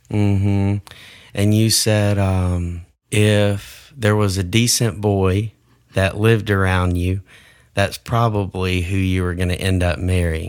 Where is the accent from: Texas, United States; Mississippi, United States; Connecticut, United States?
Mississippi, United States; Iuka; growing up in Iuka Elementary